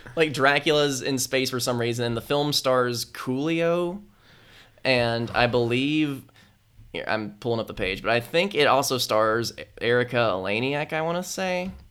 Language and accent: English; United States